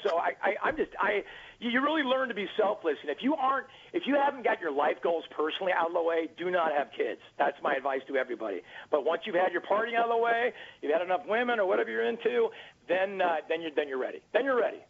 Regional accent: Orange County, California, United States; I'm from Orange County, California, where that's home of the, uh, of the Angels

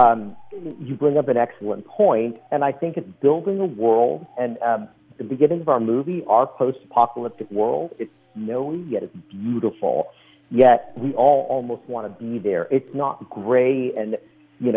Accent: Bay Area, California, United States; I'm from the Bay Area, too.

